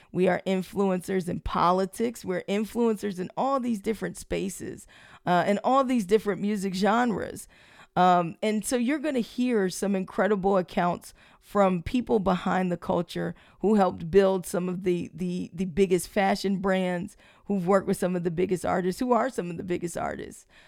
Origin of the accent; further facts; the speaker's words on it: Prince George's County, Maryland, United States; I grew up in Prince George's County